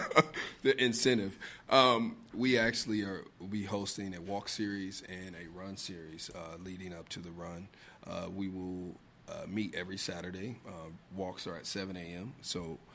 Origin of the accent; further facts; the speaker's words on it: Indiana, United States; moved away as an adult; now in Washington, D.C., United States; I'm originally from Indiana.